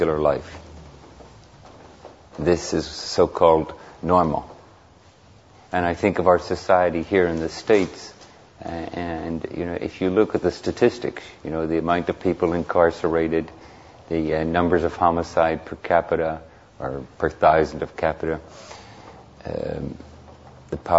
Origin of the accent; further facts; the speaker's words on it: Belfast, Northern Ireland, United Kingdom; moved away; I just returned a couple of weeks ago from Northern Ireland, where I was born. I was born in Belfast